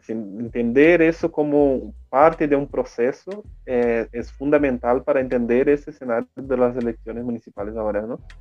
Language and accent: Spanish; Rio Grande do Sul, Brazil; Spanish is a second language; moved away as an adult; now in São Paulo, Brazil; Yo soy gaucho también, de Río Grande